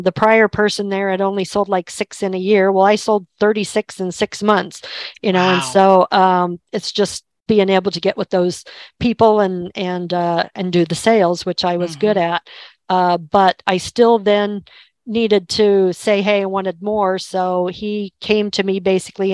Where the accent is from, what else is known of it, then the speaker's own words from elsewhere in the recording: Kansas, United States; moved away as an adult; also born or lived in Albuquerque; I was born and raised in Kansas